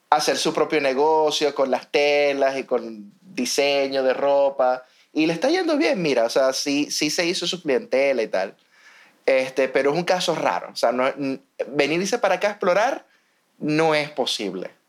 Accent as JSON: {"language": "Spanish", "country": "Venezuela", "lives_now": "Ho Chi Minh City, Vietnam", "said": "Aquí, evidentemente, no hay una ola de venezolanos. En total, en Ho Chi Minh, en Saigón, hay unos, somos unos 15 venezolanos, incluyendo los bebés."}